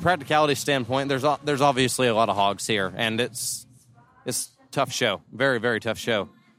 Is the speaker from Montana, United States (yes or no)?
no; Guthrie, Oklahoma, United States; Guthrie, Oklahoma.